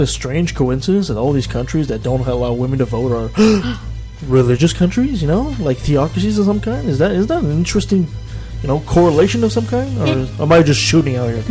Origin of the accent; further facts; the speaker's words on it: Canada; as a Canadian